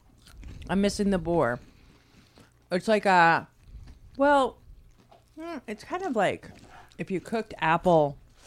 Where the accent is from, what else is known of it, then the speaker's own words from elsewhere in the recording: United States; Could it be because we're American?